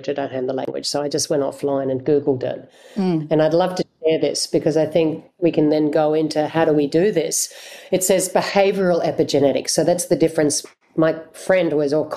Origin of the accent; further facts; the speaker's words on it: Australia; as an Australian white person